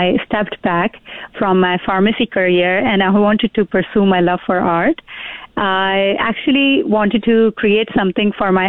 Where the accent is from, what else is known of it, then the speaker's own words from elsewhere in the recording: Karachi, Sindh, Pakistan; moved away as an adult; now in Fort McMurray, Canada; I was born and raised in Pakistan, came to Canada in 2005